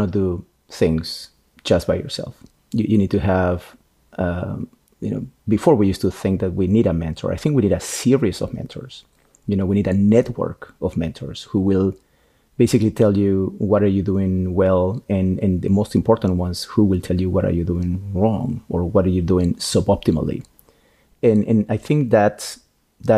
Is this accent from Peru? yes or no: yes; Peru; moved away; I'm Peruvian. I was born in Peru